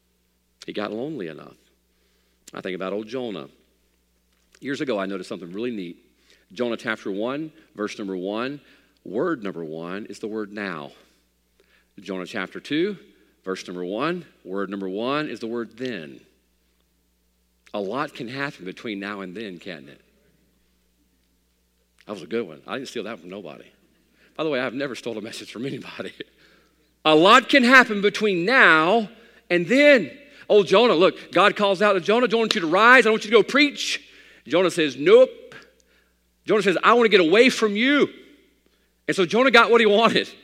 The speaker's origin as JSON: {"language": "English", "country": "United States", "said": "I'm an American man"}